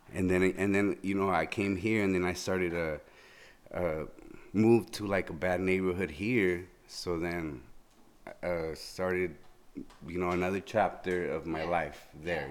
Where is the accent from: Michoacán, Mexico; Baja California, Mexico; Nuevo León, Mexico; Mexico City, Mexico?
Baja California, Mexico; Mexicali; moved away; I was born in Mexicali